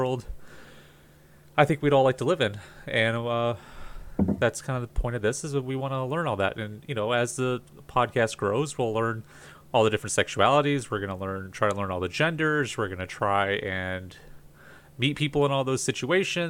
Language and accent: English; Southern Florida, United States; I grew up in Southern Florida